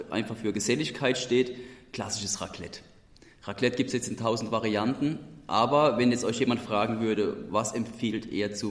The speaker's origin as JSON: {"language": "German", "region": "Hesse", "country": "Germany", "accent": "Odenwald dialect", "said": "Ich mit meinem Odenwälder Dialekt"}